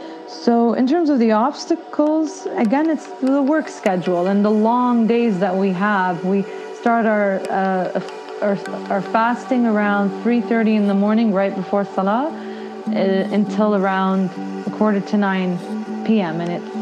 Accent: Ottawa, Ontario, Canada; I am from Ottawa, Canada.

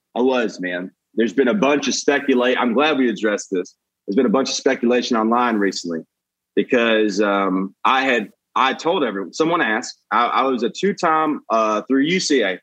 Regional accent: Brookwood, Alabama, United States; moved away as an adult; also born or lived in Atlanta / Nashville / New York / Los Angeles; now in Austin, United States; Alabama, where I was born

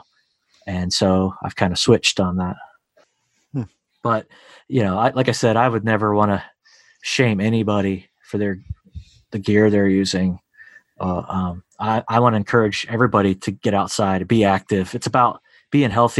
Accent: Ohio, United States; my home state here of Ohio

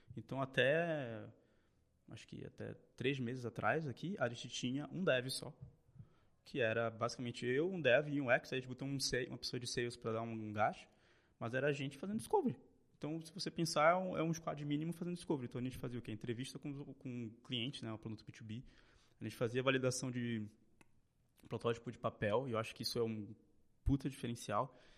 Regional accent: Belém, Pará, Brazil; moved away as an adult; now in São Paulo, Brazil; Nasci em Belém

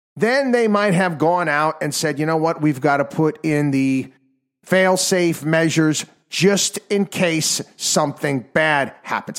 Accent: New York, United States; my home state now included here, the state of New York

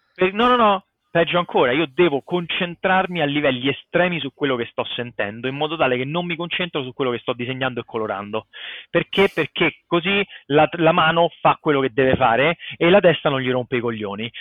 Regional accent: Rome, Lazio, Italy; moved away as an adult; also born or lived in United States / Finland; sono cresciuto a Magliana

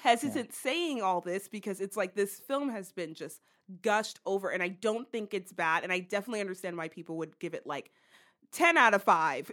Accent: United States; we're American

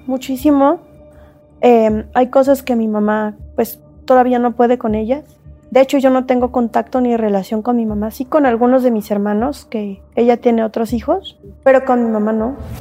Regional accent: Mexico; me voy a quedar aquí en mi país

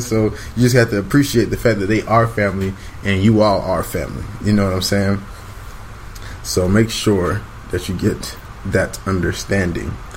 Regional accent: Jamaica; we are Jamaican people

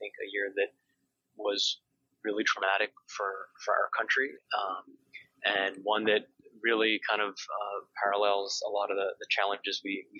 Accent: Delaware, United States; moved away as an adult; now in Washington, D.C., United States; I'm the oldest of five. I grew up in Delaware, and so a tiny place.

